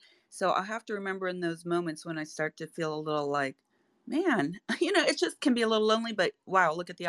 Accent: St. Petersburg, Florida, United States; moved away as an adult; now in Tampa, United States; When I moved from St. Pete, I lived there 48 years.

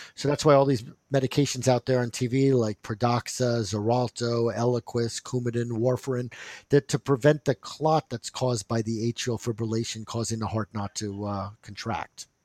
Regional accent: New Jersey, United States; I'm from New Jersey

